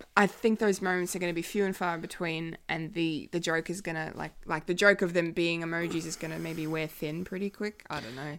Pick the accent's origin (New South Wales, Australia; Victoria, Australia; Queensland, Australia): Victoria, Australia; Bendigo; born or raised there